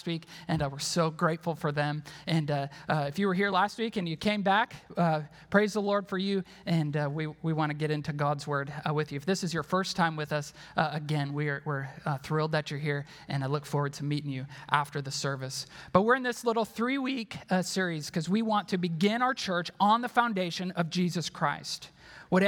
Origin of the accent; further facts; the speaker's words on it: Wisconsin, United States; I'm from Wisconsin